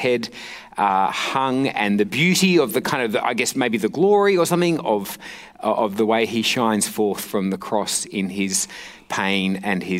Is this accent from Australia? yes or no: yes; Perth, Western Australia, Australia; I'm from Perth.